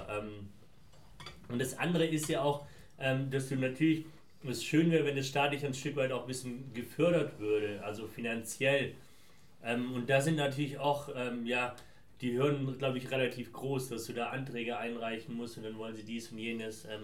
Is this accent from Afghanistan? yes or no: yes; Afghanistan; now in Germany; das Gute, wenn man so zwei unterschiedlichen Kulturen groß geworden ist, so wie ich. Ähm, dass du einmal aus, aus, aus ähm, also ich komme ursprünglich